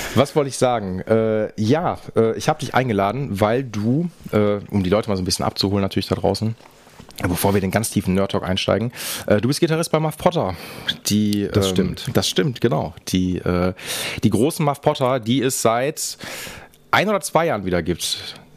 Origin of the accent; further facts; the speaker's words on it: Essen, North Rhine-Westphalia, Germany; ich komme aus dem Norden